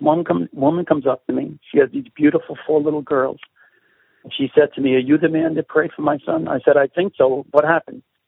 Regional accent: New York City, New York, United States; accent: Brooklyn; my accent, I have a Brooklyn colloquialism.

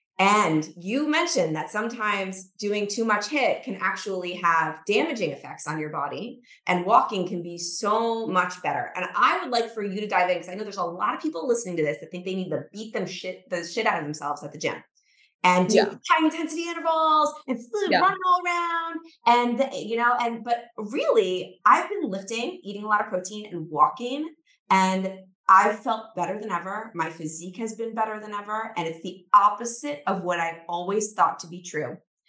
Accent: New York City, New York, United States; which is my favorite, being a New Yorker.

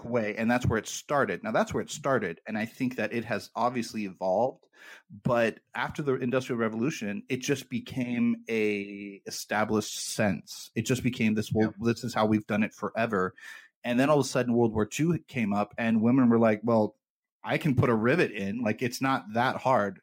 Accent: United States; I'm an American

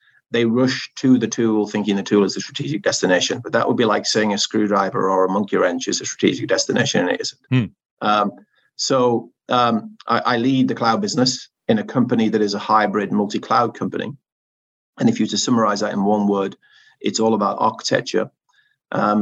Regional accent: the north of England, United Kingdom; accent: Northern English; my Northern English accent

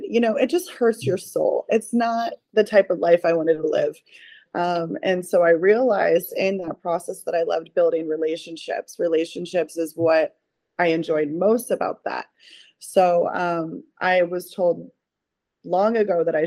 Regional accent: Ohio, United States; moved away as an adult; now in Florida, United States; I am obviously originally from Ohio. I've been in Florida now for almost 11 years

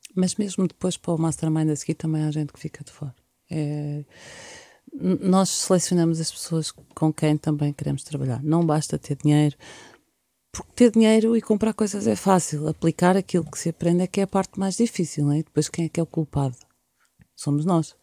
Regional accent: Portugal; also born or lived in Leiria

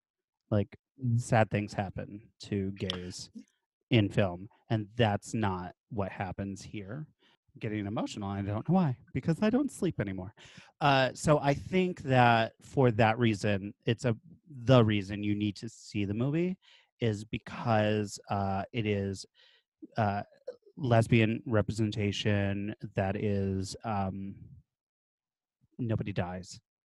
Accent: Binghamton, New York, United States; Binghamton, New York. Three gay bars.

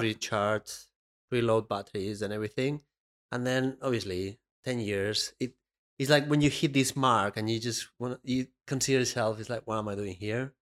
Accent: Benicàssim, Valencian Community, Spain; moved away; my hometown in Spain

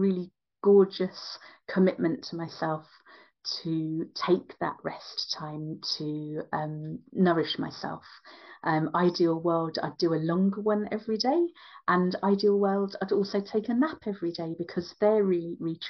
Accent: London, United Kingdom; also born or lived in West of Ireland; now in Ireland; I'm Indian Irish but born in London, my West of Ireland lifestyle

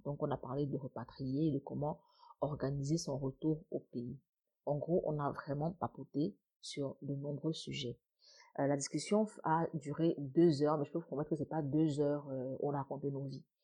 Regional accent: Cameroon

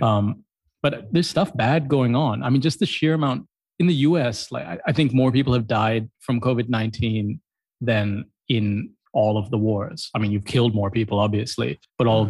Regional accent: Columbus, Ohio, United States; now in Colombo, Sri Lanka; I grew up in Columbus, Ohio

